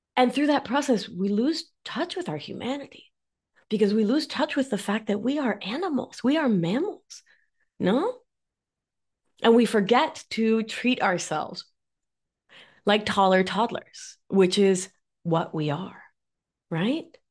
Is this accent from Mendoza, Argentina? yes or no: no; Mar del Plata, Buenos Aires Province, Argentina; accent: Argentine; now in New York, United States; I am, if you can't tell from my accent, Argentine. I'm from Mar del Plata, which is about four hours south of Buenos Aires.